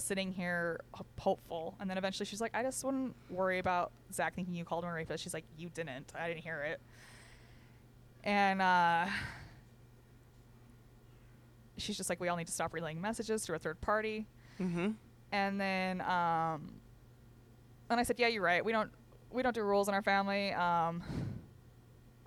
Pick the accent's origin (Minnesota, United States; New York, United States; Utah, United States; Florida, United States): Utah, United States; Richfield; moved away as an adult; also born or lived in Panguitch; I am from Richfield. That's where I fucking was born and raised